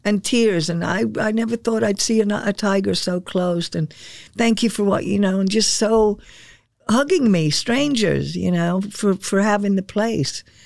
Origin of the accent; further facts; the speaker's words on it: England, United Kingdom; now in Sarasota, United States; I was born in England. And I remember the GIs as I was a kid growing up, they were still in England